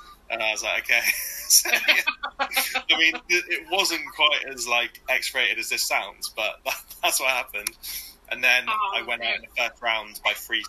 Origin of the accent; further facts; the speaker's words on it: Dorset, South West England, United Kingdom; moved away as an adult; now in Axminster, United Kingdom; then it's Dorset here. And I'm right on the Devon-Dorset border. I'm like, I could walk to Dorset from my house. So I'm from Dorset originally, and then just cross the border because the houses are cheaper.